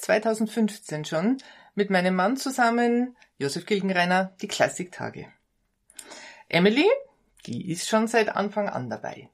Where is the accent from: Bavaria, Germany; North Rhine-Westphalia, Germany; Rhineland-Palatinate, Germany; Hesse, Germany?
Bavaria, Germany; Bad Kohlgrub; auch ich bin in Bad Kohlgrub aufgewachsen